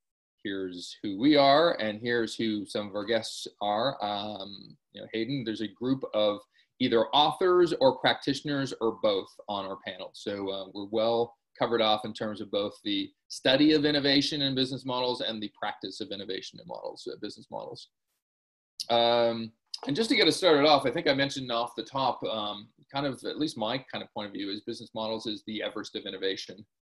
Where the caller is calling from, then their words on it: Toronto, Ontario, Canada; I'm dialing in from Toronto